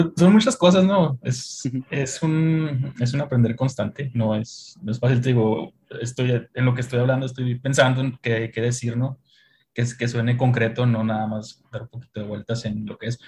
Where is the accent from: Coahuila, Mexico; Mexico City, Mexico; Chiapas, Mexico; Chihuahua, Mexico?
Chihuahua, Mexico; somos de Chihuahua